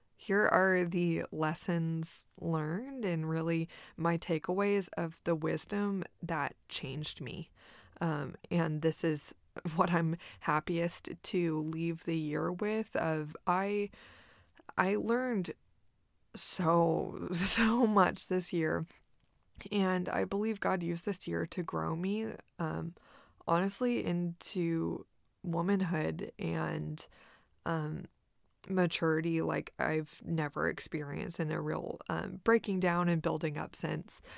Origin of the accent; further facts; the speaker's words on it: Corpus Christi, Texas, United States; moved away as an adult; now in Austin, United States; my hometown of Corpus Christi